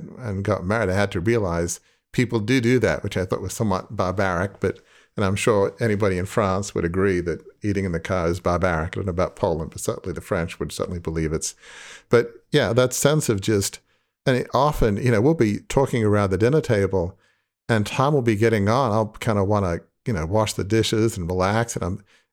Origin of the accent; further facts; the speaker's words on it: Australia; moved away as an adult; now in United States; I grew up in Australia, but live in the US now.